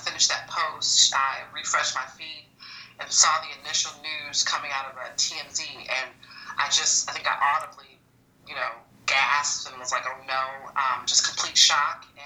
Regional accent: Chicago, Illinois, United States; I'm from Chicago. I was a kid in the 90s. And so a lot of my memories, family gatherings, laughter, fun, it revolves around the Bulls

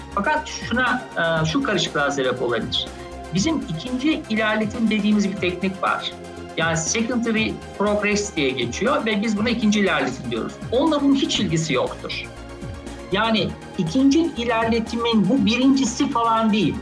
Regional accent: Ankara, Turkey; 1973 Ankara doğumluyum. Ee, bütün öğrenimi Ankara'da yaptım.

